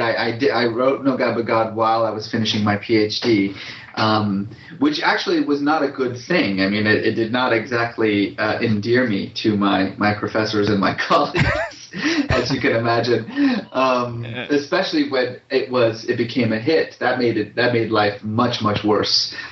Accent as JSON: {"language": "English", "area": "Bay Area", "region": "California", "country": "United States", "tie": "born or raised there", "also_born_or_lived": "Iran", "said": "I grew up mostly in the Bay Area"}